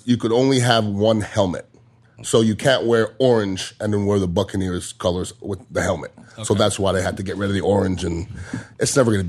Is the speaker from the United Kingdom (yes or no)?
no; Montreal, Quebec, Canada; now in Tampa, United States; Yeah, I'm originally from Montreal, mm-hmm. Canada, but I've been here since 1990. So I've been in Tampa longer than I was in Montreal. So I mean, this is my hometown now.